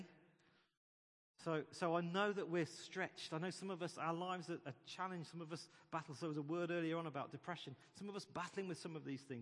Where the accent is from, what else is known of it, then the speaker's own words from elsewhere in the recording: United Kingdom; We're British